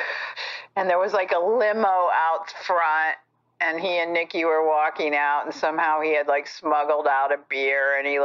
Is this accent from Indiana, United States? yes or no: yes; Fort Wayne, Indiana, United States; born or raised there; moved away